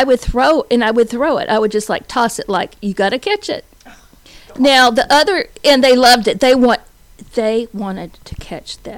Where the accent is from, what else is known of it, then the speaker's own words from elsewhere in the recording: Dallas, Texas, United States; moved away; I was from Dallas